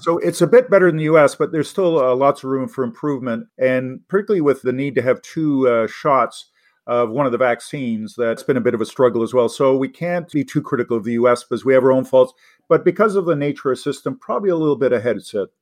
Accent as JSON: {"language": "English", "country": "Canada", "also_born_or_lived": "Los Angeles, United States / Boston, United States / Oxford, United Kingdom", "said": "as an English Canadian"}